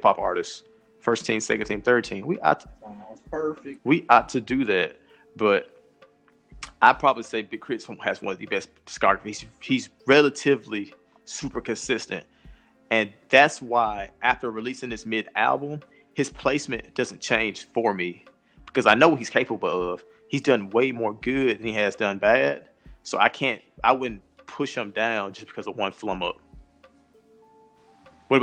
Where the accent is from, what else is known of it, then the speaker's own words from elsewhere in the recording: Mississippi, United States; We're from Mississippi.